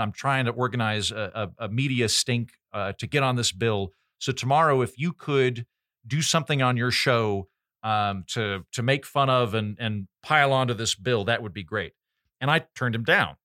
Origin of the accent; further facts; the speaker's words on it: Oklahoma, United States; I'm from Oklahoma